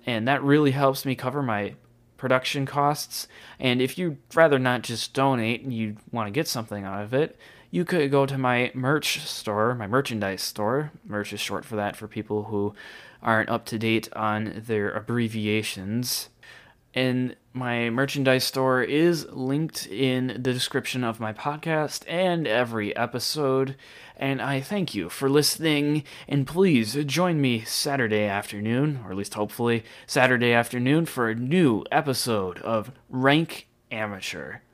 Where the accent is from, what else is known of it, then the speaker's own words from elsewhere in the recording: United States; being an American